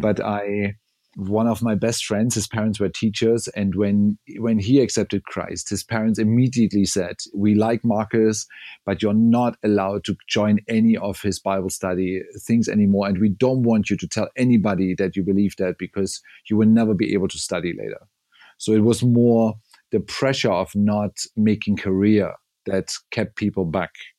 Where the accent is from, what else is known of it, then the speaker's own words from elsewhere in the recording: southern East Germany, Germany; now in Berlin, Germany; I grew up in southern East Germany, so close to the Bavaria and Czech border, but it was East Germany when I grew up